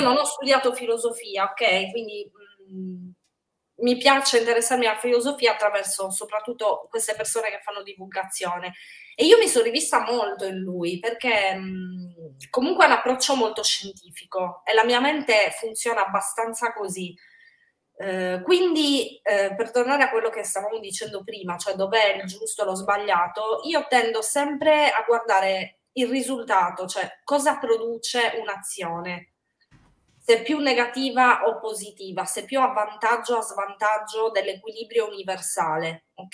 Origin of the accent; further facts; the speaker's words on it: Sardinia, Italy; moved away; in realtà solo io sono sarda